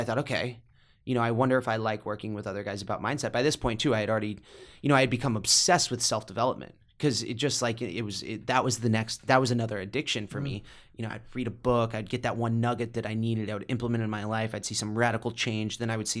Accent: Midwest, United States; growing up in the Midwest, you think that's all the money in the world.

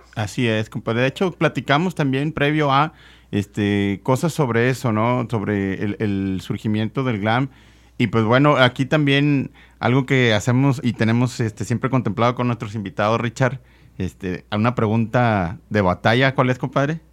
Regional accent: Nuevo León, Mexico; nosotros crecimos aquí escuchando música en la localidad, aquí en, Nuevo León

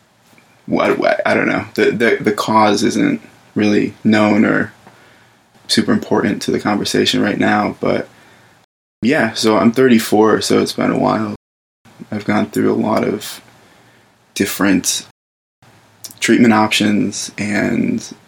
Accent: Scranton, Pennsylvania, United States; moved away; I'm from Scranton originally

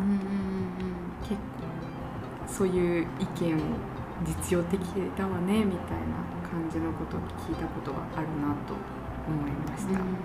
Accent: Japan; 日本人として

